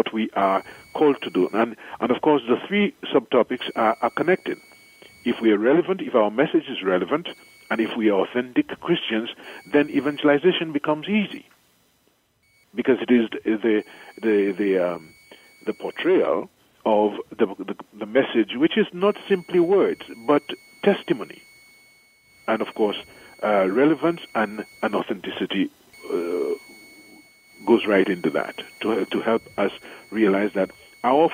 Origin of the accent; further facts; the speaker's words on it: St. Lucia; moved away as an adult; also born or lived in Trinidad / Chicago / Rome; now in Dominica; I am from the island of St. Lucia, I was born in St. Lucia